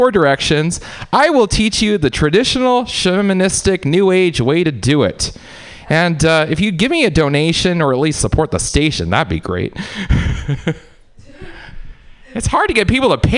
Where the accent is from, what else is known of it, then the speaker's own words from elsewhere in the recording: United States; growing up in America